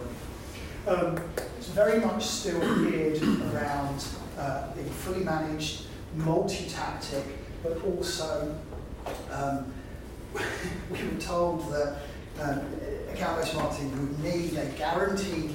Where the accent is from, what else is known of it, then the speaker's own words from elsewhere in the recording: United Kingdom; we're British